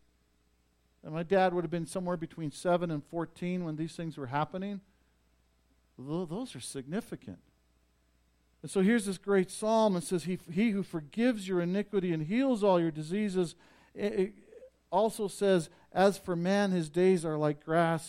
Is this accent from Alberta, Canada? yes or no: yes; Vauxhall, Alberta, Canada; moved away; I made the road trip to Vauxhall, my hometown, to go see my dad